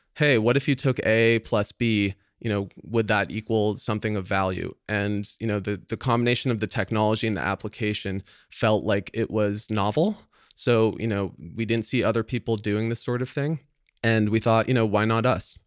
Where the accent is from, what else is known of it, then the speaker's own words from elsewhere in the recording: San Francisco Bay Area, California, United States; I grew up here in the San Francisco Bay Area